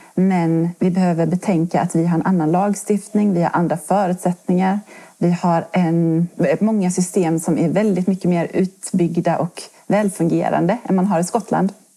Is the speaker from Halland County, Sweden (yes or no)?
yes; Halland County, Sweden; moved away as an adult; now in Kronoberg, Sweden; jag är en hallänning som har hamnat i Kronoberg här eh, på grund av först studier